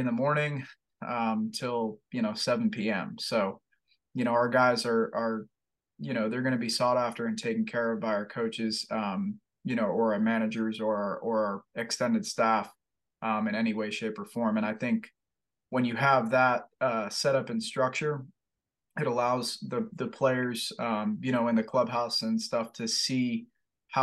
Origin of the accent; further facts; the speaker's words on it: Fort Lauderdale, Florida, United States; now in Buies Creek, United States; I'm from Fort Lauderdale, Florida, man, and I grew up in a city